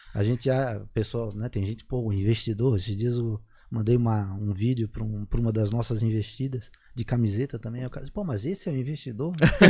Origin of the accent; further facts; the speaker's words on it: Florianópolis, Santa Catarina, Brazil; moved away as an adult; also born or lived in United States; acabei voltando para a Floripa também, onde eu nasci